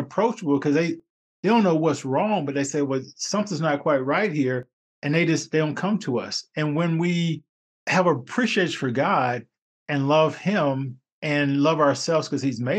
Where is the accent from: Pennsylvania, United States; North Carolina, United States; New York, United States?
North Carolina, United States; I grew up in North Carolina